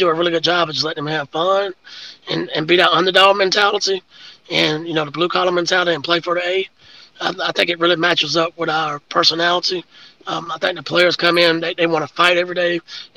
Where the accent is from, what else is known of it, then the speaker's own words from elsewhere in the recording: Ozark, Alabama, United States; I'm from Ozark, so we play Enterprise all the time when I was playing back in the 90s.